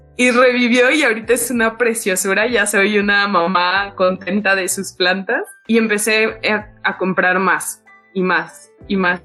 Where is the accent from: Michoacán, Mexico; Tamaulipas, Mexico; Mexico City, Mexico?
Mexico City, Mexico; toda mi infancia y adolescencia viví en Iztapalapa